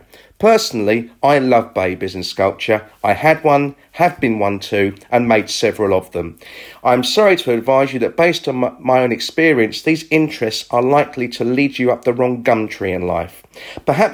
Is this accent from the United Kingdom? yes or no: yes; England, United Kingdom; I'm from England